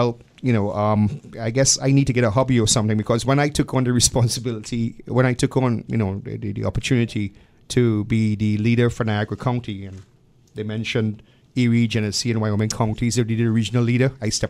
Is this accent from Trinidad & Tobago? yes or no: yes; Trinidad & Tobago